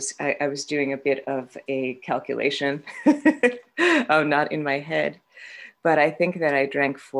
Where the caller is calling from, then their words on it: Vermont, United States; I'm an alcoholic. I'm calling from Vermont